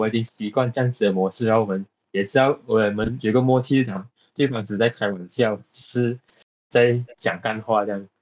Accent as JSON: {"language": "Chinese", "town": "Johor Bahru", "region": "Johor", "country": "Malaysia", "tie": "born or raised there", "said": "我出生在 G B"}